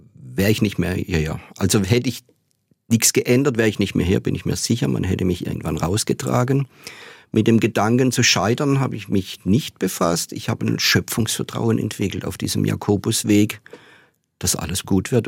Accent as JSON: {"language": "German", "town": "Hornberg", "region": "Baden-Württemberg", "country": "Germany", "tie": "born or raised there", "also_born_or_lived": "Offenburg", "said": "Ich bin ja in Hornberg aufgewachsen, nicht in den Seitentäler"}